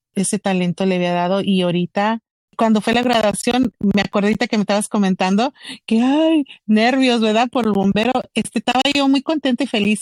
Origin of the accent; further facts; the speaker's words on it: Roma, Texas, United States; yo viví y me criaron ahí en la orilla de, de México y Texas en Roma, Texas, un pueblito muy chiquito